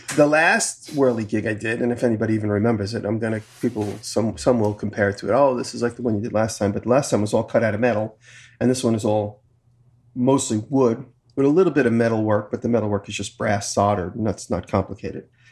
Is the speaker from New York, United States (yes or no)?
yes; Long Island, New York, United States; moved away; I'm from Long Island